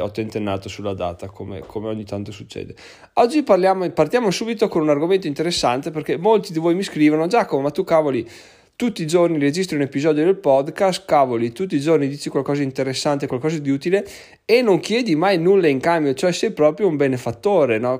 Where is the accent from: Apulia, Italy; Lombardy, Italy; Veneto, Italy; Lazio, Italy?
Veneto, Italy; sono proprio veneto doc